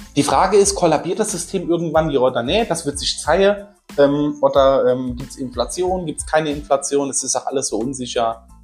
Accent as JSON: {"language": "German", "region": "Saarland", "country": "Germany", "said": "bei uns im Saarland"}